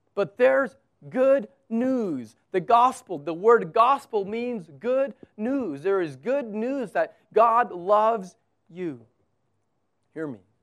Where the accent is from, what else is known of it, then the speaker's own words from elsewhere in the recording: United States; now in Abu Dhabi, United Arab Emirates; I'm American.